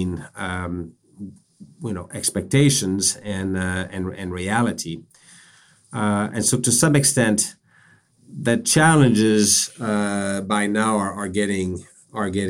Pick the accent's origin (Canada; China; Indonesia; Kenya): Canada; now in Boston, United States; I'm a Canadian by background. I'm based in Boston